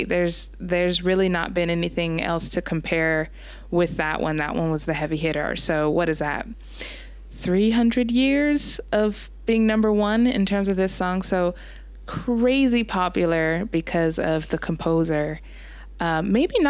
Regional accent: United States; as an American

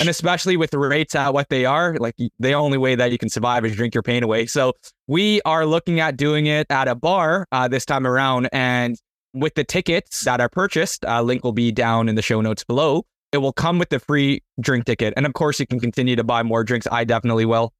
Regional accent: Canada; I'm from Canada

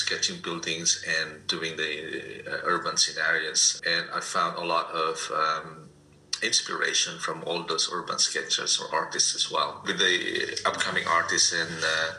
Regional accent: Poland; now in Canada; I was born in Europe. I grew up in Poland.

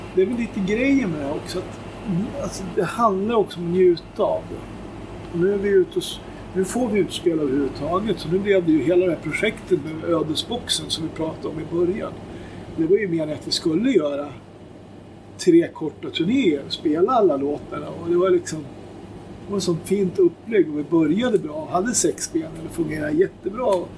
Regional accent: Köping, Västmanland, Sweden; Vi kom ju från Köping också

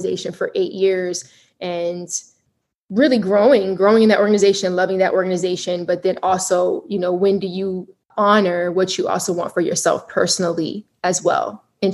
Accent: Colorado Springs, Colorado, United States; moved away as an adult; also born or lived in Hampton, Virginia; I'm originally from Colorado Springs. Grew up there

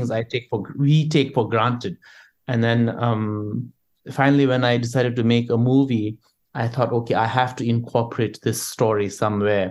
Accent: Bhutan; I grew up in Bhutan.

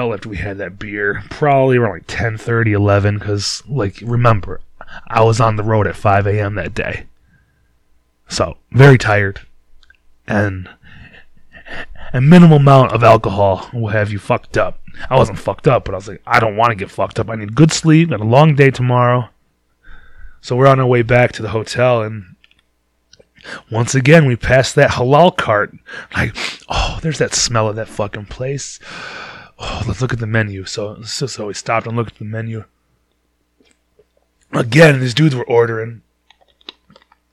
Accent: Detroit, Michigan, United States; we're from Detroit

